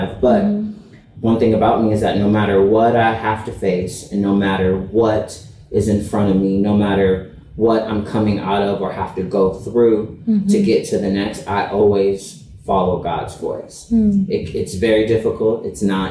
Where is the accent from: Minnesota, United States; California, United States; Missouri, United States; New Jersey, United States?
California, United States; Los Angeles; I'm from Los Angeles